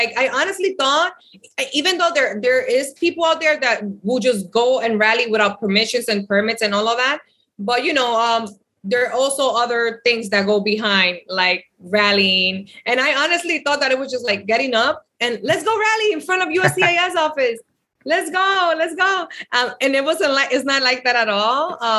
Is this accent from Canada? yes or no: no; Dominican Republic; I'm from the Dominican Republic, and it's unfortunate.